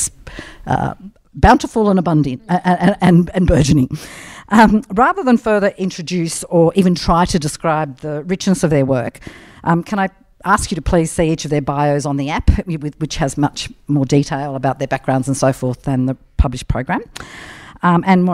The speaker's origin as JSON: {"language": "English", "town": "Narrabri", "region": "New South Wales", "country": "Australia", "tie": "born or raised there", "said": "I grew up on a farm in the 1970s that was pretty much a poster plot for the Green Revolution, and now it is an organic broadacre family farm in a sea of large-scale agribusiness, and it's also near the Pilliga. I'm from Narrabri"}